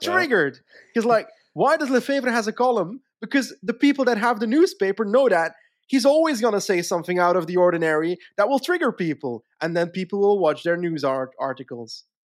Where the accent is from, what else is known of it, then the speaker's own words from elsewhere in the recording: Flanders, Belgium; as a Flemish guy